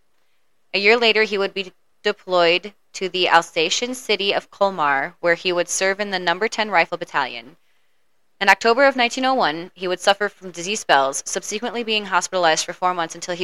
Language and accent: English; United States; I'm horribly American